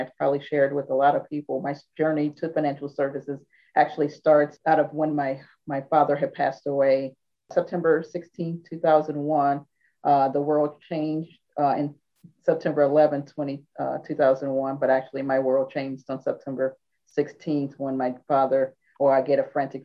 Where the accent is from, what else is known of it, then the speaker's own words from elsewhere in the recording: St. Louis, Missouri, United States; moved away as an adult; also born or lived in Pennsylvania; now in Washington, D.C. metro area, United States; I am originally from St. Louis, Missouri, so the Midwest, and tracked out here in 1992